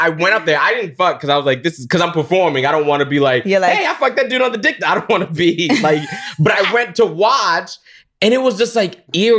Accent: Florida, United States; Because I'm 32, but I came out when I was 26 because I grew up in Florida

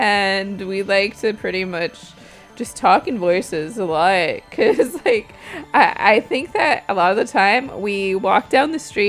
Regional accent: Southern California, United States; I'm from Southern California.

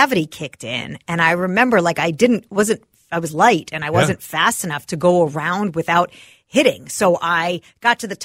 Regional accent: Parsippany, New Jersey, United States; I grew up in Northern Jersey, and I was about 20 minutes, probably 30 minutes maybe from Action Park. I grew up in Parsippany

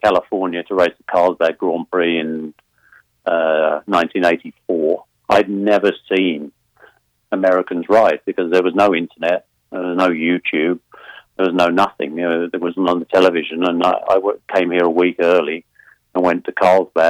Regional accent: United Kingdom

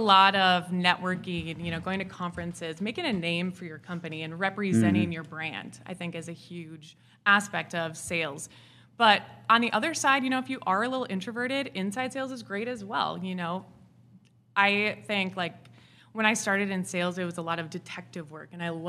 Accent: Wisconsin, United States; accent: Wisconsin; now in Nashville, United States; I'm originally from Wisconsin, so.

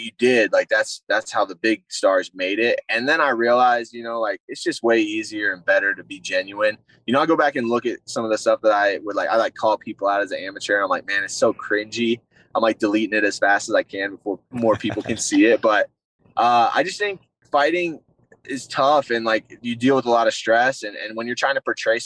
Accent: South Carolina, United States; moved away as an adult; also born or lived in Michigan; I'm originally from South Carolina, which wrestling's not really a hotbed in the Southeast. But I grew up wrestling.

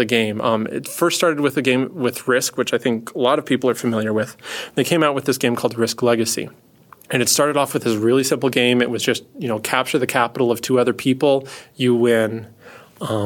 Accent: Scot, Scotland, United Kingdom; I am a Scot

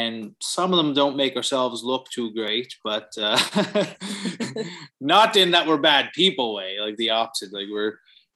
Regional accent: Cape Breton Island, Nova Scotia, Canada; now in Halifax, Canada; I'm from Cape Breton Island originally

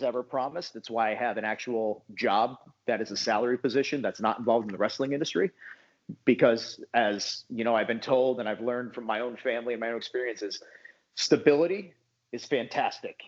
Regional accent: Connecticut, United States; also born or lived in New York City / Orlando; now in Atlanta, United States; I grew up in Connecticut, which is where WWE is stationed

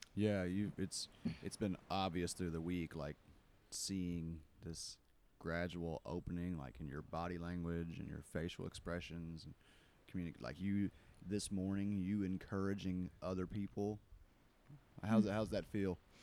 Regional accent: Kentucky, United States; I grew up in Kentucky.

